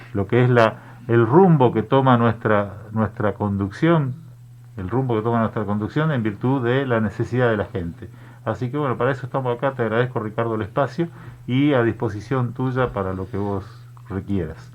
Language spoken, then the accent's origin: Spanish; Misiones, Argentina